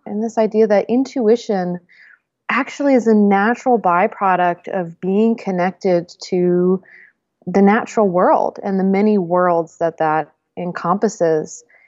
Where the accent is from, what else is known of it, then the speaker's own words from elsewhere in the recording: Northeast, United States; I grew up in the Northeast in a academic family